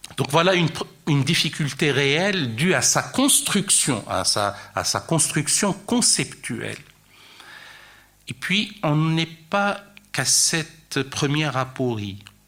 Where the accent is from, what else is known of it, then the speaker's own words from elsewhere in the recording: France; chez nous, en France